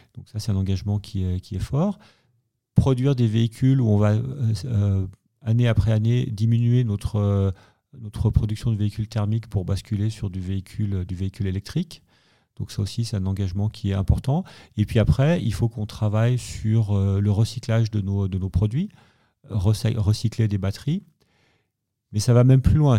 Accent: Savoy, Auvergne-Rhône-Alpes, France; je suis savoyard, je suis on dans un petit village euh, qui fait un peu 3000 euh, habitants

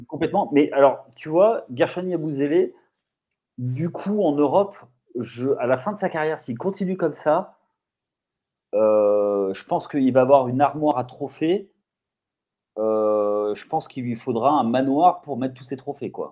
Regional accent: France; je ne m'en rends pas compte en tant que Français

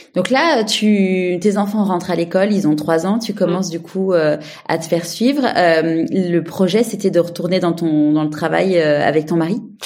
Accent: Paris, Île-de-France, France; now in Marseille, France; je suis parisienne mais je vis à Marseille

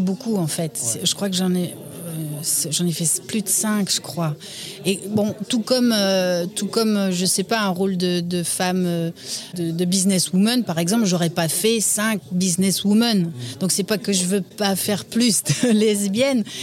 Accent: Namur, Wallonia, Belgium; Je suis née à Namur et j'ai grandi à Namur

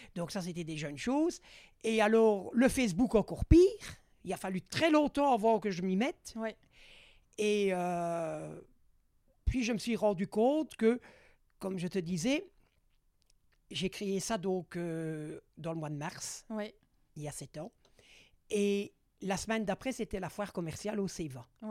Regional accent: faubourg de Mons, Wallonia, Belgium; Je suis natif du faubourg de Mons, c'est mon, lieu de naissance

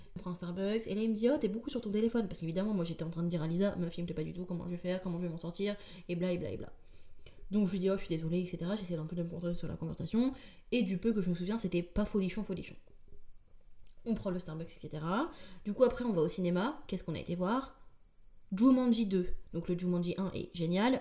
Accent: rural northern France, between Paris and Lille, Hauts-de-France, France; moved away as an adult; also born or lived in Tourcoing; now in Paris, France; je viens pas du tout de Paris la base, je viens de la campagne profonde du nord de la France.

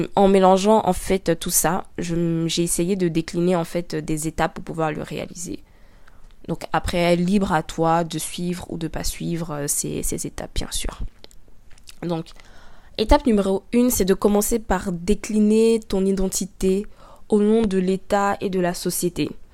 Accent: Abidjan, Côte d’Ivoire; Je suis noire, africaine, ivoirienne. Je suis née à Abidjan, en Côte d'Ivoire

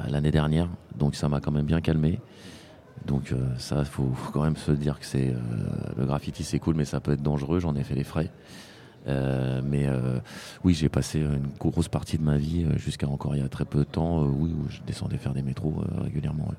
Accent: France; moved away as an adult; now in Spain; j'ai quitté la France, je, maintenant, je vis en Espagne

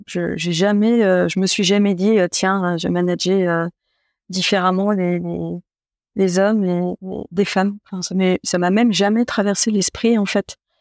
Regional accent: Troyes, Grand Est, France; also born or lived in Épernay; j'étais originaire de Troyes

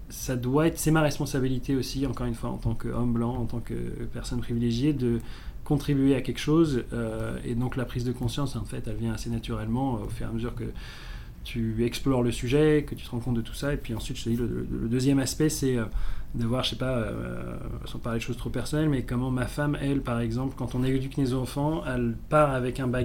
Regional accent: South Africa; j'ai grandi en Afrique du Sud dans, les années 90, qui correspondait en fait à la fin de l'apartheid, à la libération de Mandela

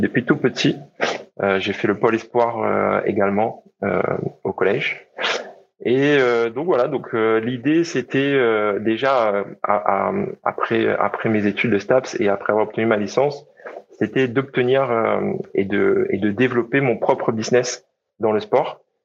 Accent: Réunion; je suis né à La Réunion et j'ai grandi à La Réunion

